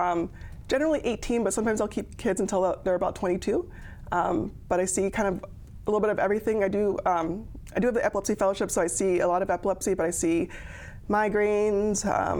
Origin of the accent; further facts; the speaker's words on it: Maryland, United States; moved away as an adult; also born or lived in Chicago, Illinois / South Dakota; now in Sioux Falls, United States; I grew up in Maryland, kind of did my early undergraduate medical school on the East Coast. I went to University of Chicago for pediatric residency and child neurology residency as well. And then I moved to South Dakota right after residency about 2015.